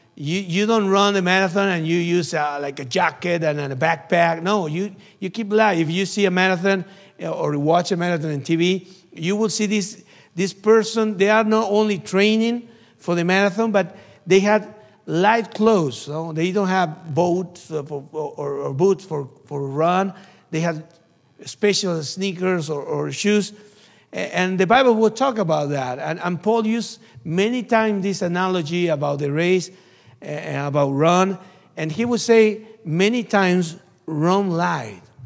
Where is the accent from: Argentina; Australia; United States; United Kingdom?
Argentina; from Argentina. missionary in Argentina